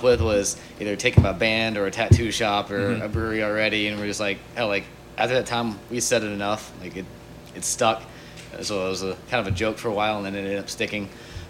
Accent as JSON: {"language": "English", "region": "Kentucky", "country": "United States", "moved": "yes", "said": "I'm from Kentucky."}